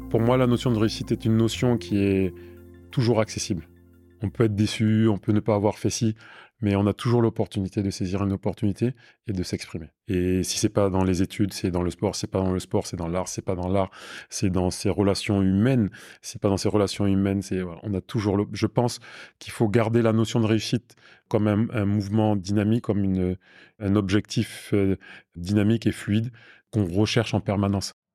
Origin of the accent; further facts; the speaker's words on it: Burkina Faso; moved away as an adult; also born or lived in Paris, France / Villiers-le-Bel, France; now in Toulouse, France; j'ai grandi de mes 3 ans à mes 19 ans au Burkina Faso